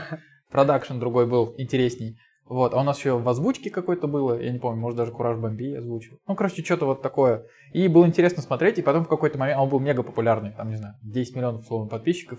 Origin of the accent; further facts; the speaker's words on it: Volgograd, Volgograd Oblast, Russia; я из Волгограда